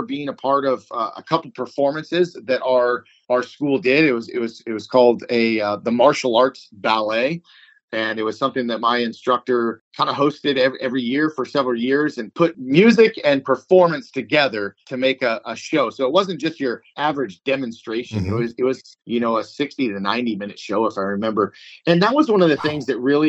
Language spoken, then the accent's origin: English; Newbury Park, California, United States; also born or lived in Thousand Oaks, California; Bill Poet had a school in Newbury Park, California. That's my hometown.